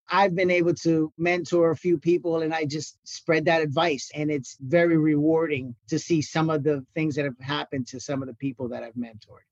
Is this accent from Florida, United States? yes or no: yes; Miami, Florida, United States; moved away as an adult; also born or lived in Puerto Rico (ancestry); now in Sarasota, United States; My family's from Puerto Rico. I grew up in Miami my entire life